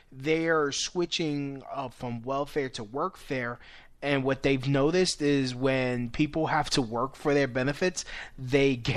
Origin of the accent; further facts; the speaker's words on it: New York City, New York, United States; I'm a born and raised Williamsburg